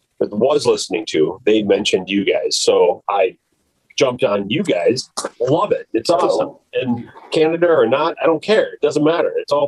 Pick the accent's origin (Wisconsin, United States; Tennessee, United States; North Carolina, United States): Wisconsin, United States; I'm from Wisconsin.